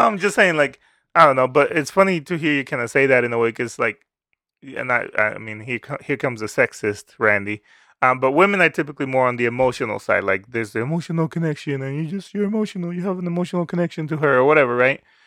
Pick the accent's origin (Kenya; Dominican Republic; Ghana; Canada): Dominican Republic; moved away; I grew up in the Dominican Republic